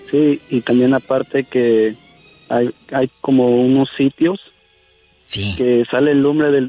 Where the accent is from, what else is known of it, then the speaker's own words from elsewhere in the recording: Tlaxcala, Mexico; now in New Jersey, United States; De Tlaxcala.